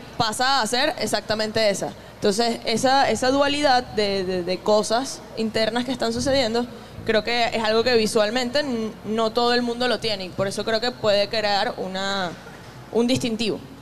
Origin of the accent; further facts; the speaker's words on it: Puerto La Cruz, Anzoátegui, Venezuela; also born or lived in Ciudad Bolívar / Zaraza, Guárico; yo no crecí en el llano, yo crecí en Puerto La Cruz, soy de Ciudad Bolívar, nací en Ciudad Bolívar